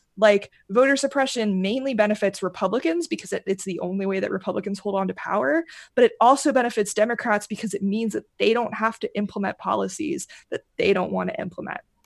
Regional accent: Kentucky, United States; moved away; I'm originally from Kentucky.

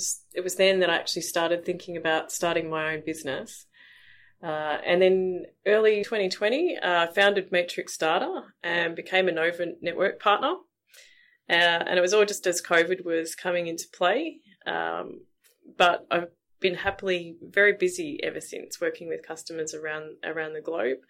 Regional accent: Melbourne, Victoria, Australia; I'm originally from Melbourne

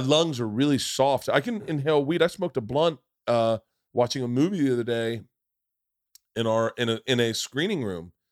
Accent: Florida, United States; I grew up in Florida

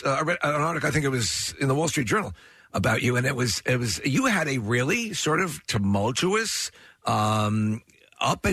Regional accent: New York City, New York, United States; now in Philadelphia, United States; I was born in Manhattan. I lived a good portion of my life, in and around

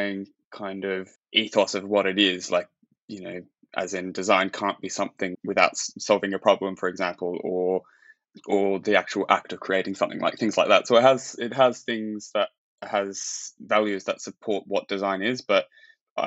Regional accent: Australia; I'm from Australia

